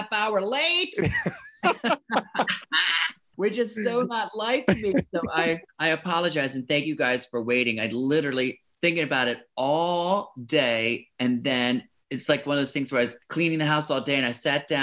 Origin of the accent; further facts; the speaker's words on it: Baltimore, Maryland, United States; also born or lived in Florida / New York; now in Los Angeles, United States; then we moved to Baltimore. So I grew up in Maryland